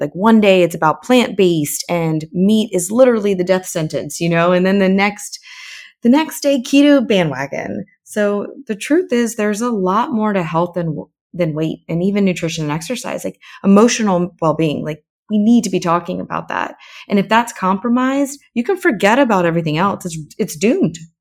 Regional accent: Florida, United States; moved away as an adult; also born or lived in Saint Martin / New York / Baltimore / Texas; I'm originally from Florida

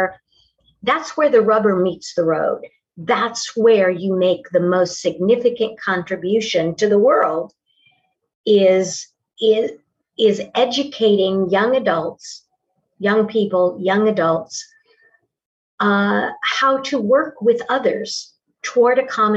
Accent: Tucson, Arizona, United States; moved away as an adult; now in Oklahoma, United States; Originally, I'm from Tucson, Arizona. {S2} Okay. {S3} I was raised there, and in my early 30s, found my way to the Midwest and have been in the Oklahoma area ever since the late 70s.

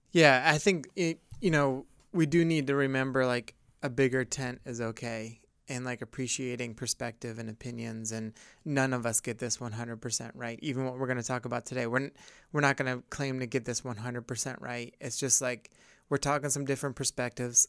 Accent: upstate New York, United States; growing up in upstate New York

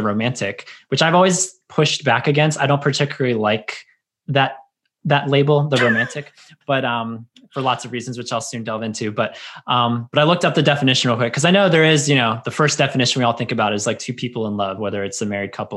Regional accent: United States; growing up in America and growing up in Christianity

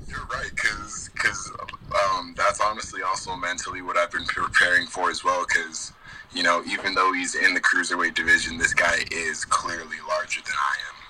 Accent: Cedar City, Utah, United States; I was born and raised in Cedar City, Utah

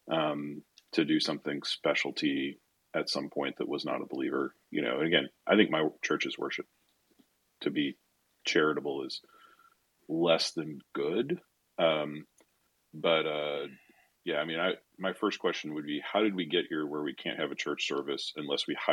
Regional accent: United States; as American evangelicals

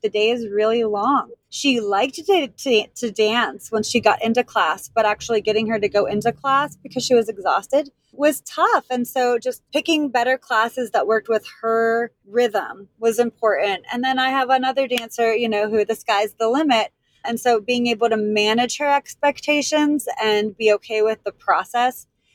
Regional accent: Pittsburgh, Pennsylvania, United States; also born or lived in Washington, D.C.; now in Savannah, United States; I was born and raised in Pittsburgh, and that's where I danced.

